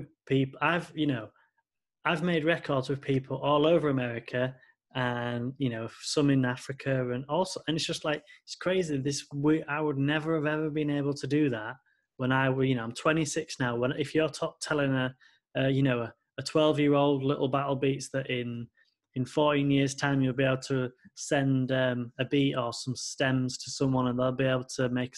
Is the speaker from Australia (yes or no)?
no; United Kingdom; I am British